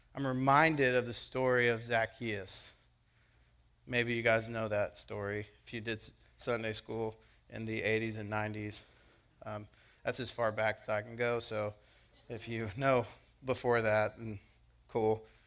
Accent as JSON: {"language": "English", "country": "United States", "tie": "born or raised there", "said": "I am a born American"}